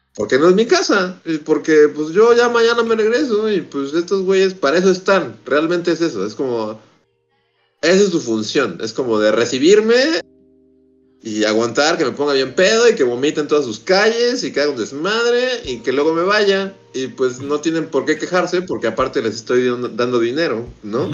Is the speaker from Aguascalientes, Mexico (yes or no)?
no; Mexico City, Mexico; moved away as an adult; Yo llevo siendo chilango toda mi vida